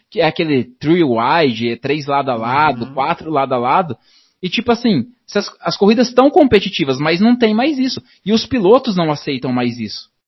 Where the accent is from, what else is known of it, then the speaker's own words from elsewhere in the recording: Paraná, Brazil; É, o Dazon, infelizmente, é, eu sou do Paraná aqui